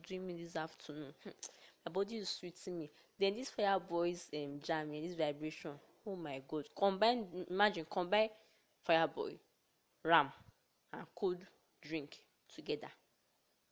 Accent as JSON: {"language": "English", "region": "Delta", "country": "Nigeria", "said": "I hail from Delta State"}